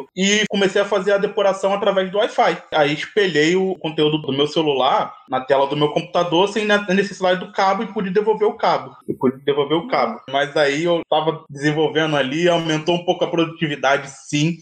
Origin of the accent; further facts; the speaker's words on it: Rio de Janeiro, Brazil; Eu sou do Rio de Janeiro, moro no Vidigal.